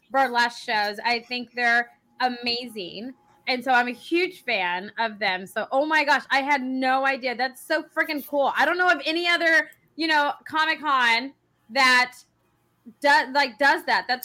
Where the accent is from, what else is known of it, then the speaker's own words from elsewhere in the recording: Dallas, Texas, United States; now in Bryan, United States; No, I grew up in Dallas. Oh God. Okay, so I'm in Bryan.